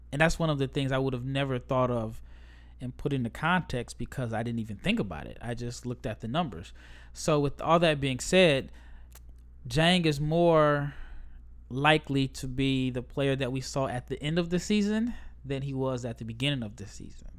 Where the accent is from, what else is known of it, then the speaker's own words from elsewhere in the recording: United States; as an American